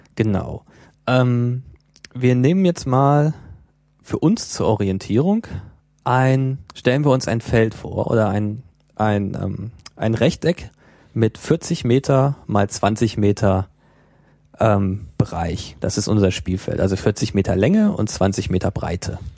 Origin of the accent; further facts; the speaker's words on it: Germany; bei uns in Deutschland